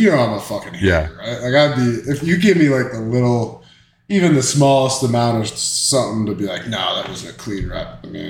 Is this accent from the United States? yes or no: yes; Minnesota, United States; He's a Vikings fan. I'm from Minnesota, you know.